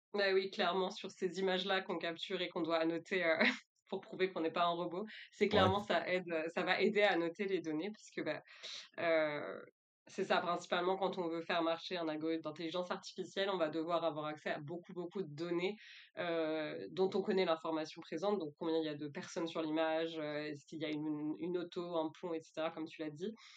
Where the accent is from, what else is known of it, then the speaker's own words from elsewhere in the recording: France; moved away as an adult; also born or lived in Thailand / Quebec; je suis française, j'ai commencé mes études euh, en France